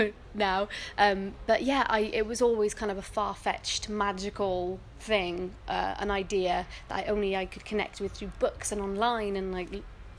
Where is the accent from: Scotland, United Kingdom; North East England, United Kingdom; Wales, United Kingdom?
Wales, United Kingdom; Cardiff; also born or lived in Bristol; I am from Cardiff, as you can probably tell. I've just moved back from Bristol, where I was based on my master's. But yeah, Cardiff is home